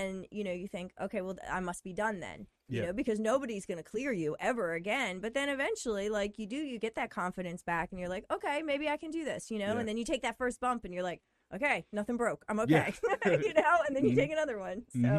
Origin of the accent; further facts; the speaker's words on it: Hagerstown, Maryland, United States; I'm from Hagerstown.